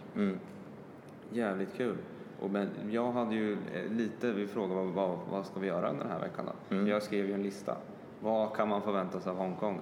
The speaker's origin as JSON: {"language": "Swedish", "country": "Sweden", "said": "vi kommer från Sverige"}